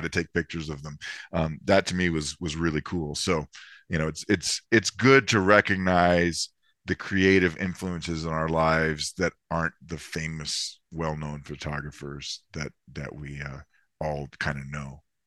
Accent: Florida, United States; I grew up in Florida

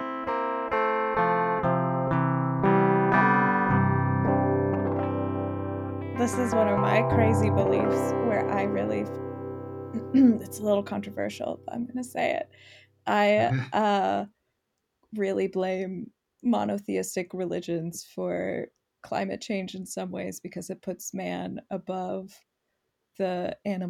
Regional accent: Colorado Springs, Colorado, United States; I grew up in Colorado Springs, which is like a very fundamentally religious

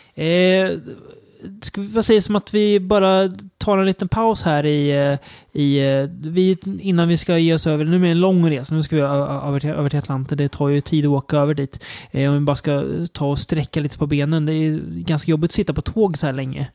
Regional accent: Sweden; som svensk

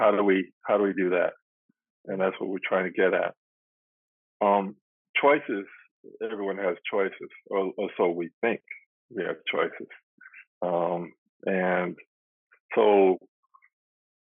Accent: United States; moved away as an adult; also born or lived in Berkeley, California / Atlanta, Georgia; now in Arusha, Tanzania; I was born in America, and I'm 65 years old now, and I went to college at Berkeley

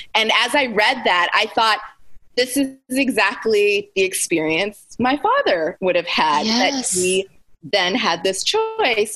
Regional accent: Anchorage, Alaska, United States; moved away as an adult; also born or lived in Cape Town, South Africa; now in Charlotte, United States; I was born and raised in Anchorage, Alaska. So I spent the first 18 years of my life, almost 18 years of my life before I went to college, living and growing up in Anchorage, Alaska.

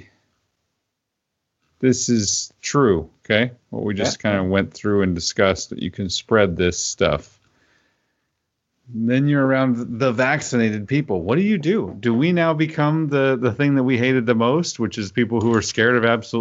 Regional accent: Oklahoma, United States; my home state of Oklahoma

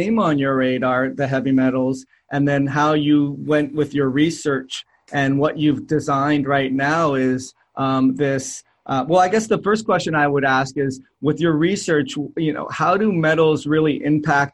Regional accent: Canada; moved away as an adult; I was moving to a new country. I'm from Canada

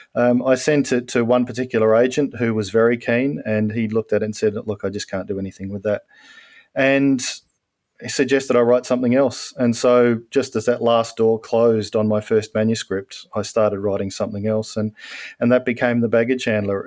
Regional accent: Australia; I'm an Australian

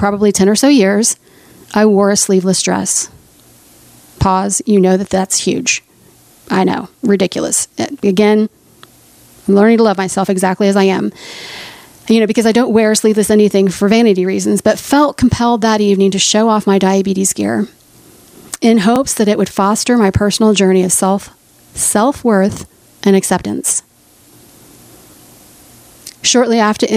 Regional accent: Oklahoma City, Oklahoma, United States; my hometown of Oklahoma City

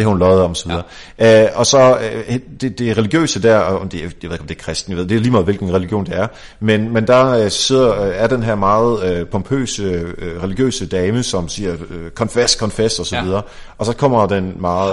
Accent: Denmark; vi er danskere

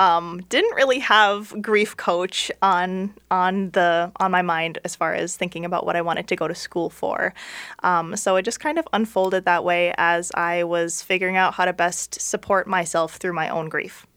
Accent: St. Paul, Minnesota, United States; I'm from Minnesota, um, okay. um, born in St. Paul

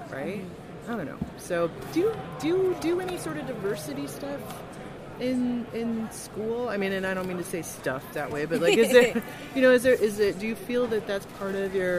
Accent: Midwest, United States; I am from the Midwest

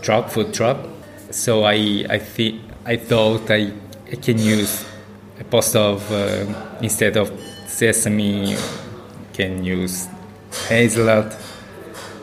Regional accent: South Korea; English is a second language; moved away; I'm from Korea

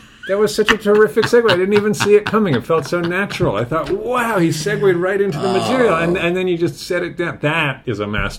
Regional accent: London, United Kingdom; moved away as an adult; now in United States; I was born in London, England, which is in Britain.

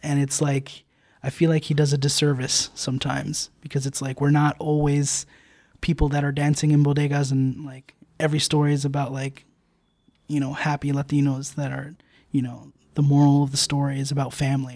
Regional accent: New Jersey, United States; also born or lived in New York City; I grew up, um, I grew up in Jersey

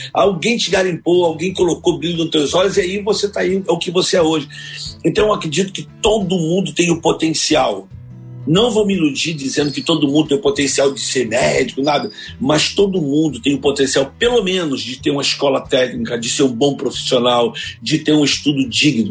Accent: Rio de Janeiro, Brazil; Eu nasci em Vila Aliança, numa rua chamada Rua do Bom Jesus

